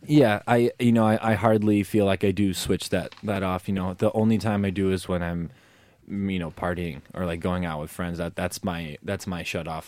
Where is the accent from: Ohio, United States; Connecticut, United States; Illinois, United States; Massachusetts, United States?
Illinois, United States; Chicago; was born and raised in Chicago